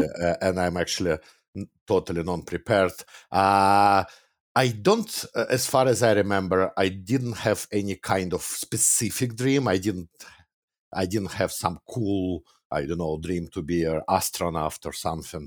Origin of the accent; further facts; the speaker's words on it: Moscow, Russia; moved away as an adult; now in Canada; I was born and raised in Russia. Back then, actually, I was born in Soviet Union, which doesn't exist anymore, but yeah, Moscow, Russia.